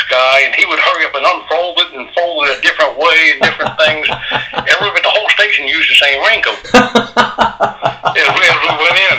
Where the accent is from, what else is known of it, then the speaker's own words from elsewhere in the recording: Louisiana, United States; also born or lived in New Orleans, Louisiana / Presidio, Texas; I'm from Louisiana